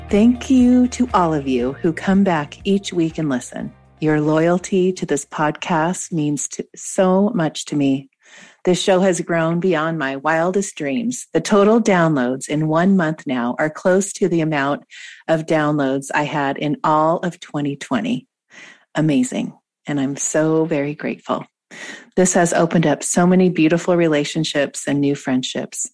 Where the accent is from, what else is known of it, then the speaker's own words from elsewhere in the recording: Washington, United States; moved away; where I grew up in Washington state